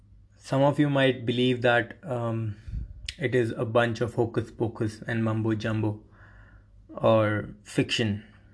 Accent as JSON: {"language": "English", "country": "India", "said": "The word yoga, or the practice of yoga, began in my home country, India."}